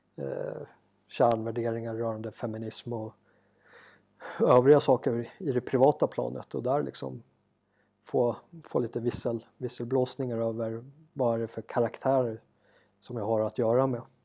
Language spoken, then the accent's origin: Swedish; Sweden; now in South Africa; hemma i Sverige